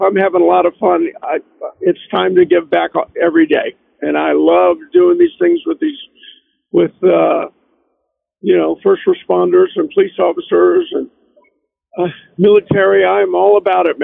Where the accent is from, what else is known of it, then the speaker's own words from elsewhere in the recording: Riverview, Michigan, United States; also born or lived in Detroit; I grew up in Riverview, Michigan.